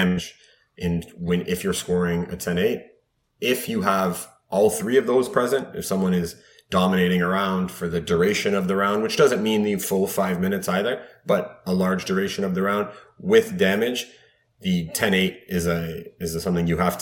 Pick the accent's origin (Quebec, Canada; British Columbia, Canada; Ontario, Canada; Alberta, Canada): Ontario, Canada; Mississauga; born and raised in Mississauga.